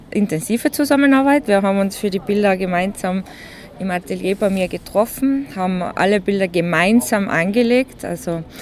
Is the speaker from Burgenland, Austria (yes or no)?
no; Innsbruck, Tyrol, Austria; born there; Ich bin in Innsbruck geboren, bin aber mittlerweile ein bisschen mehr ländlich jetzt.